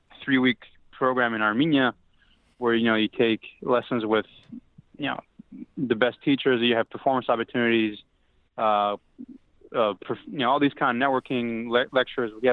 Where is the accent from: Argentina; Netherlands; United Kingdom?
Argentina; moved away as an adult; also born or lived in Toronto, Canada; now in New York City, United States; I was born in Toronto. And we actually moved to Argentina when I was 1 year old, so I lived there for 22 years.